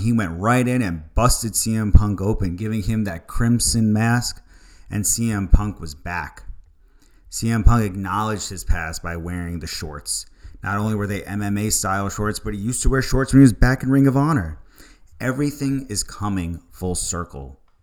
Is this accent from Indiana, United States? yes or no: no; Long Island, New York, United States; I'm a kid from Long Island